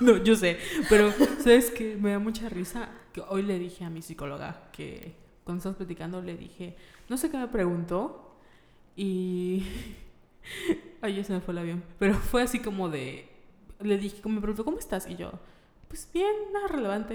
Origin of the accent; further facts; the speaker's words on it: Mérida, Yucatán, Mexico; somos de Mérida